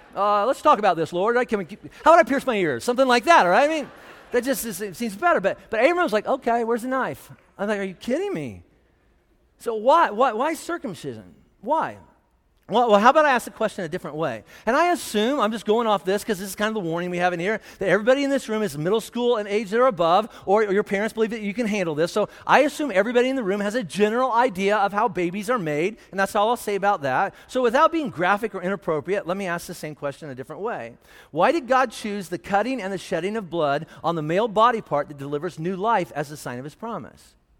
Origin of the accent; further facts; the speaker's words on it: Indiana, United States; now in Colorado, United States; what I grew up in in Indiana